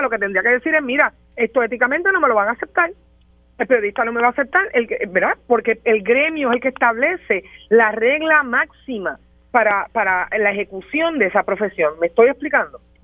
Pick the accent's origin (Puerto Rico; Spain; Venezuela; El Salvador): Puerto Rico; que soy puertorriqueña